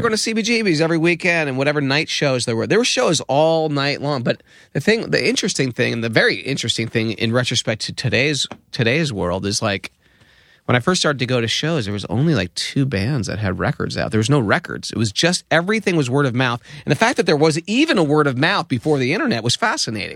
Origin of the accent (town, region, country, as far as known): Danbury, Connecticut, United States; born or raised there